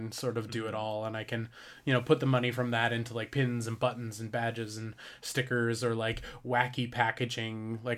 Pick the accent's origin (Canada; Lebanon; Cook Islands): Canada; I wanted to be Suck Lord, but nice, because I'm